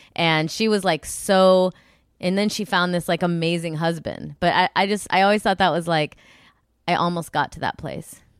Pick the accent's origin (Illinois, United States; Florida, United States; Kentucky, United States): Illinois, United States; I'm from Illinois.